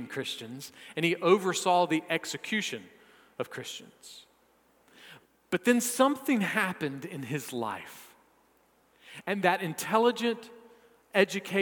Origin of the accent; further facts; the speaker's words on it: South Carolina, United States; I am a South Carolinian.